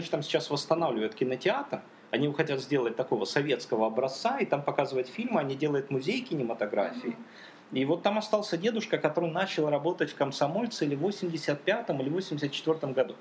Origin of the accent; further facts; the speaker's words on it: Donetsk, Donetsk Oblast, Ukraine; Я родился в Донецке, как бы и живу в Донецке